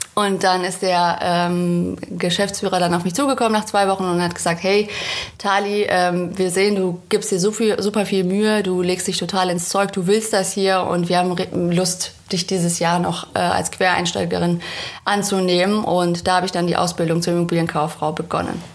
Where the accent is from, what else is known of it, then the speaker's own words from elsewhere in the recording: Münster, North Rhine-Westphalia, Germany; moved away as an adult; now in Cologne, Germany; 2014 bin ich nach Köln gezogen. Zudem bin ich auch noch umgezogen. Ich komme aus Münster in Westfalen